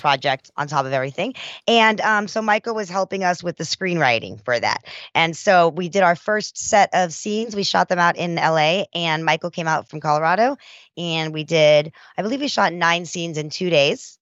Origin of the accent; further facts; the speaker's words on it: South Africa; moved away; I was a immigrant from South Africa